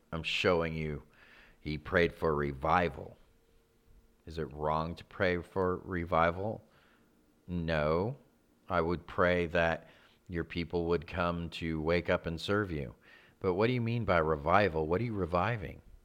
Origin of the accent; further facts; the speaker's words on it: California, United States; we grew up in California. We grew up about forty-five minutes, maybe a little over, from Greg Laurie's church.